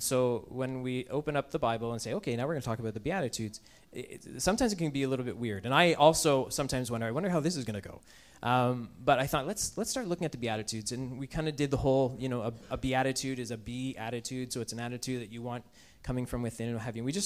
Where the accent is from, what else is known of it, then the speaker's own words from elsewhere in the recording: Canada; we're Canadian